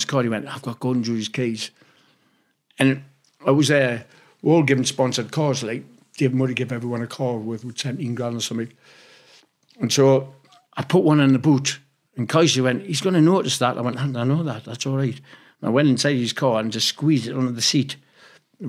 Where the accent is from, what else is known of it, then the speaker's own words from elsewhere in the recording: Newcastle upon Tyne, North East England, United Kingdom; moved away as an adult; I'm like from Newcastle